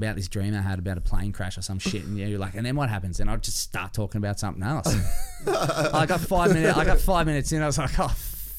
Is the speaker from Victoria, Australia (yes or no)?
yes; Ballarat, Victoria, Australia; I grew up in Ballarat.